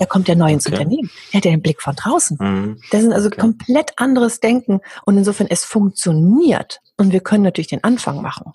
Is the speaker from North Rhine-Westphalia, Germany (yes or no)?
no; Hamburg, Germany; Ich komme ja aus Hamburg.